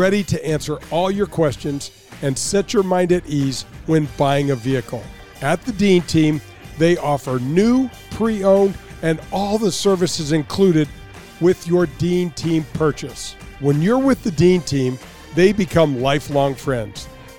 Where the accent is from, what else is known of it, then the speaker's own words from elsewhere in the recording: Canada; But I was in the game, and I'll never forget the impact of being a Canadian and a member of the NHL Hall of Fame.